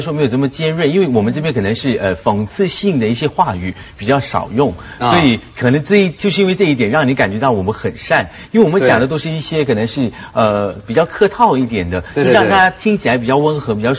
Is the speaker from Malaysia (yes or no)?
yes; Malaysia; 我是马来西亚人。